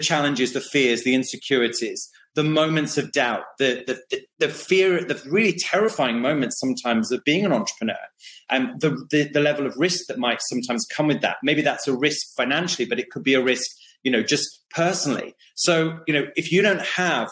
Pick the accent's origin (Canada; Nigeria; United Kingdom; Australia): United Kingdom; I have some funny sayings that are very British